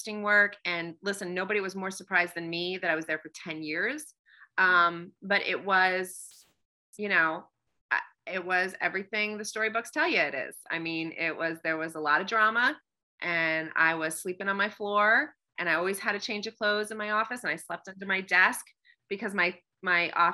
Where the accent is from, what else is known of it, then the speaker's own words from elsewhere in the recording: Pennsylvania, United States; moved away as an adult; also born or lived in New York / Washington, D.C.; I'm from Pennsylvania